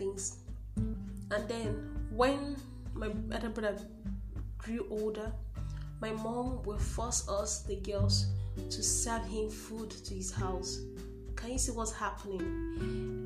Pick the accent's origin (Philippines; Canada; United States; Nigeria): Nigeria; I'm in Nigeria, to be precise, I'm a Nigerian.